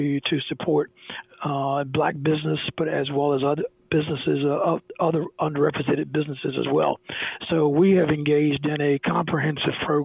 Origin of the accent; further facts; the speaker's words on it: South Alabama, United States; growing up in South Alabama in the late 50s and 60s